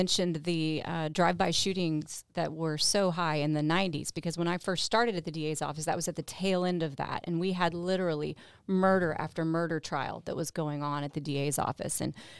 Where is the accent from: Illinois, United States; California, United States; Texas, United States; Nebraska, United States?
Texas, United States; I'm from Texas, but we've been in San Antonio since the late 80s, and I'm a San Antonio high school graduate.